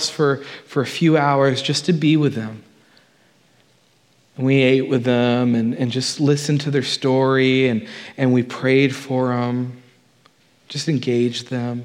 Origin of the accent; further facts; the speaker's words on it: United States; I'm American